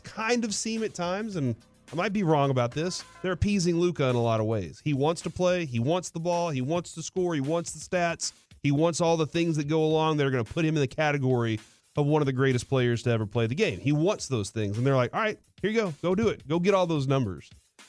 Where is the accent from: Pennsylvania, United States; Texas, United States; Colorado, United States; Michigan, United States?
Texas, United States; So for y'all, and I did say y'all because I'm Texan.